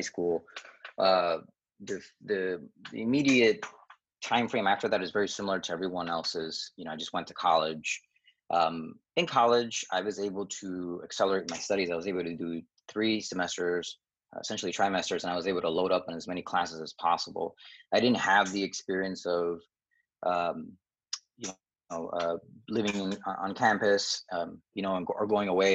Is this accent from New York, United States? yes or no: yes; New York, United States; also born or lived in Dominican Republic; I was born in Dominican Republic, came to New York, uh, the Queens area when I was about four years old